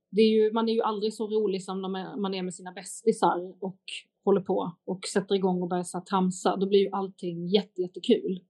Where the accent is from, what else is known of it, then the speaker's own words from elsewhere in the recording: Lund, Skåne, Sweden; Lund, min hemstad